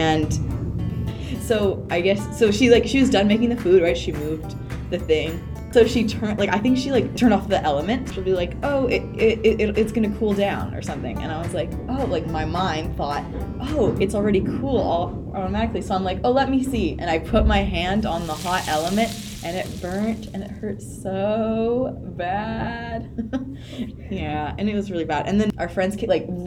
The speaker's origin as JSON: {"language": "English", "town": "Vancouver", "region": "British Columbia", "country": "Canada", "tie": "born or raised there", "said": "I was born and raised in Vancouver"}